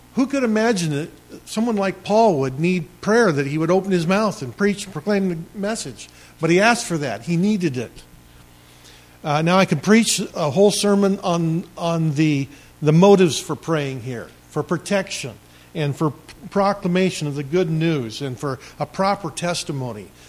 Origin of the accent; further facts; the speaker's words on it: Maupin, Oregon, United States; I grew up in Maupin